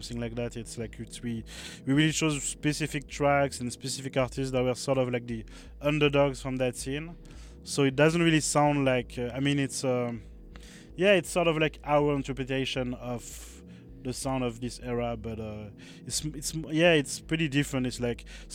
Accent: Brittany, France; we grew up in Brittany, in Bretagne. Like, it's this recluded region northwest of France

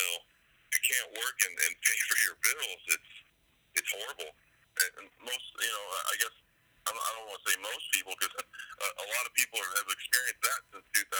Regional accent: San Diego, California, United States; also born or lived in Kamiah, Idaho; now in Clarkston, United States; I'm originally from San Diego, California area

